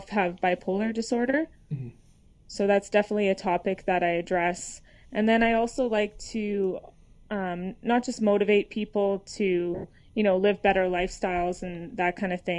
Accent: Edmonton, Alberta, Canada; I'm from Edmonton, Canada

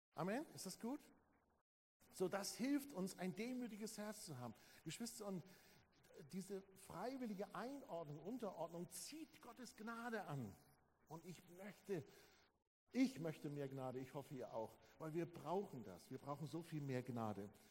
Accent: Germany; als Deutsche

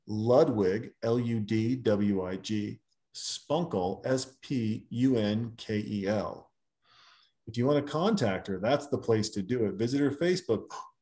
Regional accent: Germany; also born or lived in Austria; I grew up in Germany and Austria with strong bond to my relatives in Japan

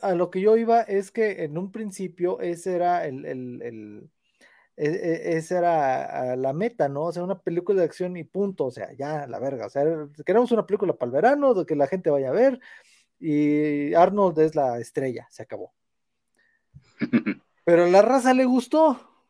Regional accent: Matehuala, San Luis Potosí, Mexico; Yo soy de Matehuala

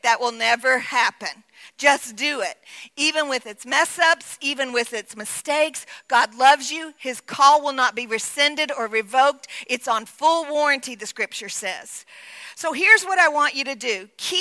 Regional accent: Texas, United States; as a little like 10, 12-year-old girl in Texas

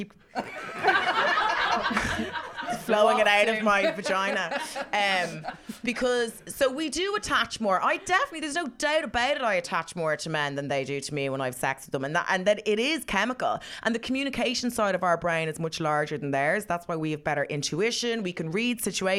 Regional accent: Ireland; we're Irish, we're kind of conservative a bit

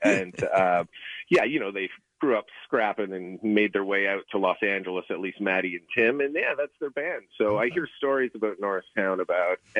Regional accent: Ottawa, Ontario, Canada; an expression I grew up with in Ottawa, Ontario, Canada

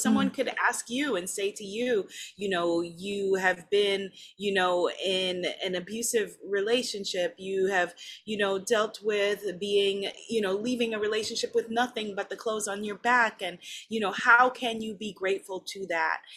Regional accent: New York, United States; now in Guyana; I'm a New Yorker

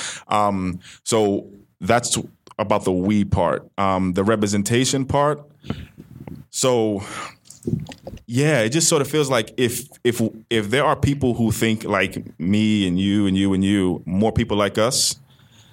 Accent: New York, United States; moved away as an adult; also born or lived in Washington, D.C.; now in Sacramento, United States; I was born in Manhattan, raised in Manhattan and Brooklyn, so I'm from New York

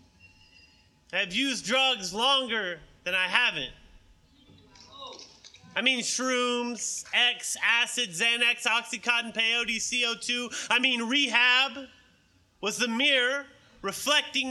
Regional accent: Oklahoma, United States; now in Baton Rouge, United States; I was born and raised in Oklahoma

